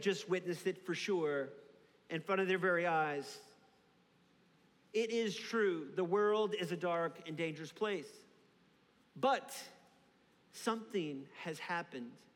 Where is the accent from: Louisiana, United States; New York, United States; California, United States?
Louisiana, United States; New Orleans; Growing up in New Orleans